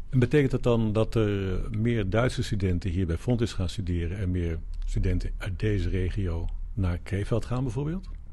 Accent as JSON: {"language": "Dutch", "town": "Nijmegen", "region": "Gelderland", "country": "Netherlands", "said": "ik kom uit Nijmegen"}